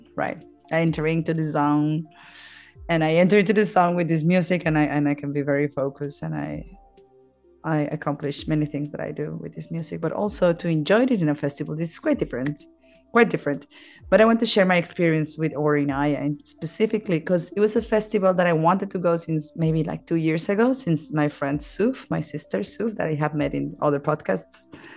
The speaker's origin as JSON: {"language": "English", "country": "Mexico", "tie": "born or raised there", "moved": "as an adult", "lives_now": "Australia", "said": "I was born in Mexico"}